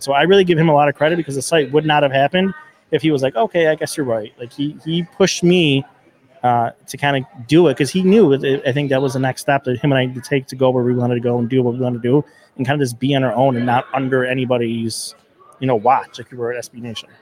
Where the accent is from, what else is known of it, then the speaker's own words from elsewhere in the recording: Riverside, New York, United States; also born or lived in Kenmore, New York / Tonawanda, New York; when I was younger, it was Riverside